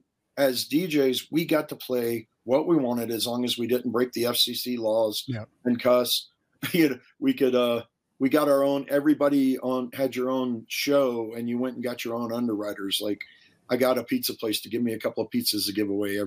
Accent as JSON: {"language": "English", "town": "Savannah", "region": "Georgia", "country": "United States", "tie": "born or raised there", "moved": "yes", "lives_now": "Denver, United States", "said": "I grew up in the Deep South. I grew up in Savannah, Georgia."}